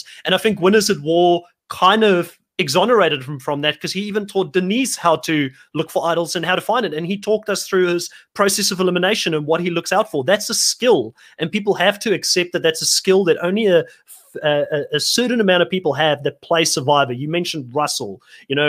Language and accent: English; South Africa; moved away; I'm originally from South Africa